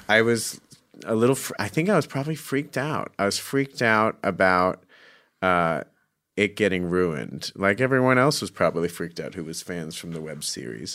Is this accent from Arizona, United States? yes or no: yes; Scottsdale, Arizona, United States; I'm from Phoenix, Scottsdale